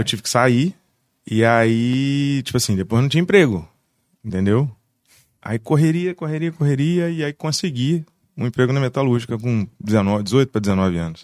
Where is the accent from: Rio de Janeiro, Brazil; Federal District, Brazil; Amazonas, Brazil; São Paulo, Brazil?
Rio de Janeiro, Brazil; Barra do Piraí; now in Vassouras, Brazil; Eu sou barrense. Sim, sim. É nasci em Barra, fui morar no Rio, morei justo Fora, morei seis anos no Rio, aí voltei, fiquei um ano em Barra